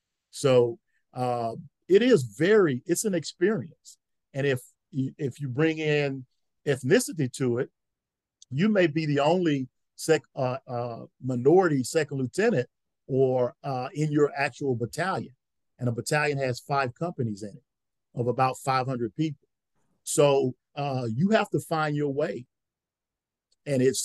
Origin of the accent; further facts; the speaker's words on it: Louisiana, United States; moved away as an adult; I'm from Louisiana.